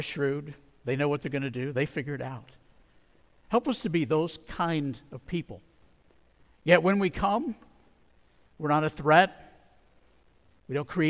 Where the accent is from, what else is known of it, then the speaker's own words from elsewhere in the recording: Arizona, United States; I grew up in Arizona